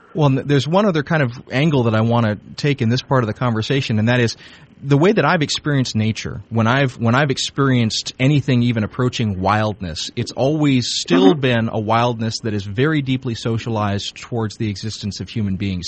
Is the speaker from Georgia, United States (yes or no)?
yes; South Georgia, United States; now in Chicago, United States; This was in South Georgia